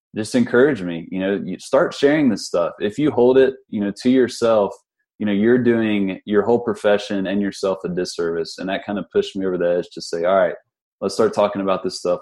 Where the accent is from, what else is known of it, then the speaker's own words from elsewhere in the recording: Huntington, West Virginia, United States; I'm from West Virginia. I'm from the uh, from Huntington, West Virginia.